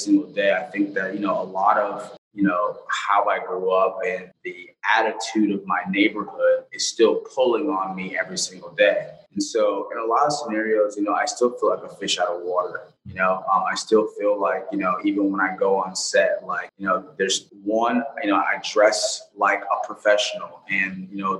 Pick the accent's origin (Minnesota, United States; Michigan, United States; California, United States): California, United States; Los Angeles; I grew up in South Central LA in the 90s